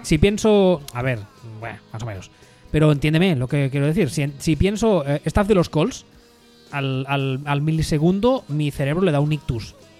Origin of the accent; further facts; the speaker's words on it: Catalonia, Spain; soy catalán